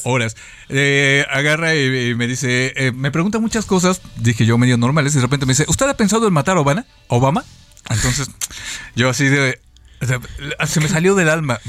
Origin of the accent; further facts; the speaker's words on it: Mexico City, Mexico; pues de la Ciudad de México